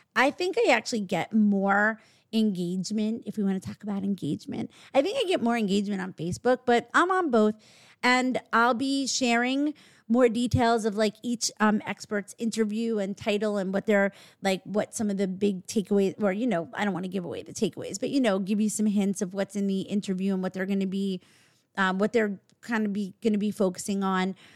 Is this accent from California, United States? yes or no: no; New York, United States; we're actually from New York